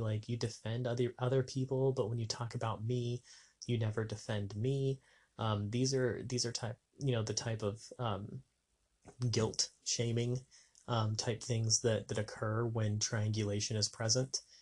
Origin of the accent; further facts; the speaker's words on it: New Mexico, United States; moved away as an adult; also born or lived in Las Vegas; my hometown in New Mexico